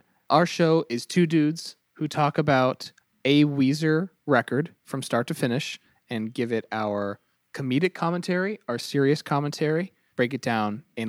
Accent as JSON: {"language": "English", "region": "Rhode Island", "country": "United States", "said": "We're from Little Rhodey."}